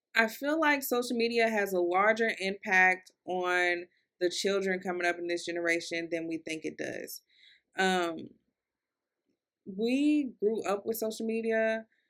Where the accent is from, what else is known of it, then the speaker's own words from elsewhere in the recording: Louisville, Kentucky, United States; I'm from Louisville, Kentucky. Um, so, I kinda got an accent, and I feel like my accent is getting worse the older I get